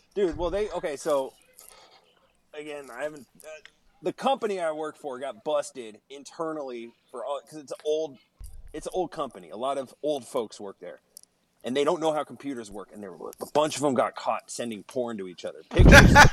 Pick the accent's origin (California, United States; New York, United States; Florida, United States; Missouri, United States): California, United States; Mountain View; also born or lived in Santa Clara, California; about seventh grade when I moved from Mountain View to Santa Clara.